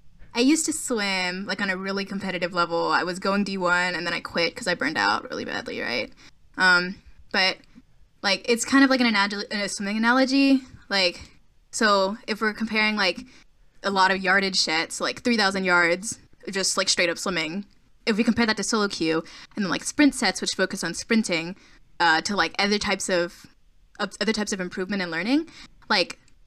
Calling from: Orlando, Florida, United States; I am calling from Orlando.

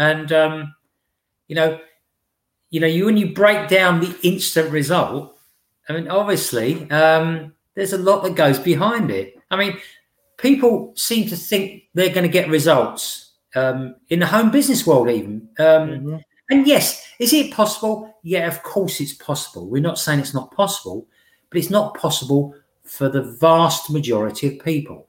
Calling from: Witham, East of England, United Kingdom; I'm speaking from Witham in Essex.

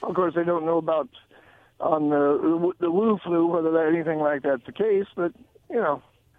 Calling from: Richland, United States; Okay. Yeah … from Richland.

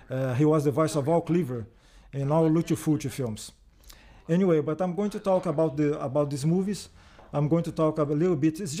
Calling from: Rio de Janeiro, Brazil; I'm speaking from Rio. It's a different state in Brazil.

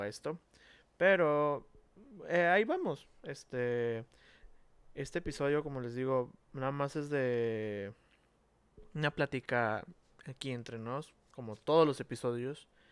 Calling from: Monterrey, Nuevo León, Mexico; saludos desde Monterrey, Nuevo León, México

